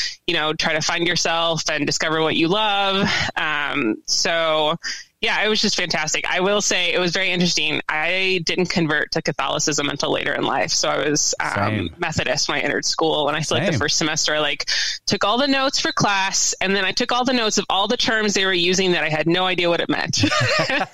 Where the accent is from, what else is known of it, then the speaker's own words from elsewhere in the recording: Indianapolis, Indiana, United States; moved away as an adult; also born or lived in Texas / Washington, D.C. / Illinois; I am Hoosier born and bred. Nice. Grew up in Indianapolis